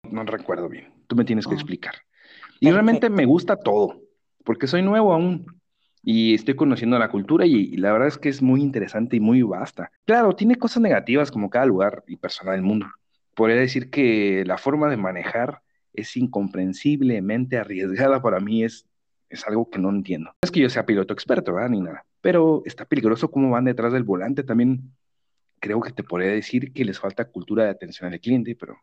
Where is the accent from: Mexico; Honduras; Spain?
Mexico; now in Bulgaria; mexicano también. Ambos vivimos en Bulgaria